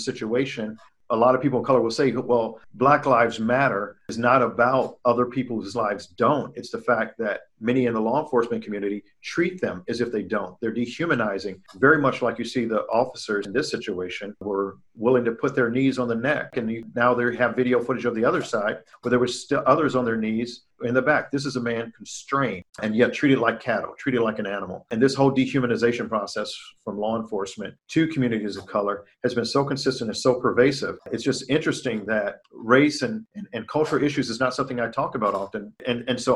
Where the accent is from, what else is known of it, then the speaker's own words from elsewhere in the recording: Chicago, Illinois, United States; My origins, I hail from Chicago, Illinois, and I grew up on the South Side